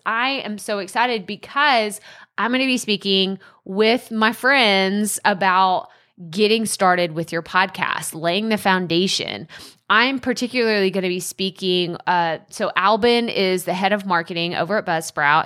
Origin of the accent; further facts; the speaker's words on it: an hour and a half from Dallas, Texas, United States; My hometown's an hour and a half from Dallas, so I grew up always watching the Mavs.